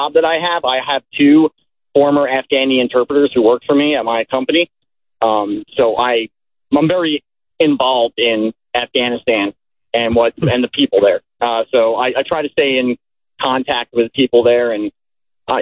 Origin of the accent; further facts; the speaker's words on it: New Jersey, United States; I was lower class from New Jersey growing up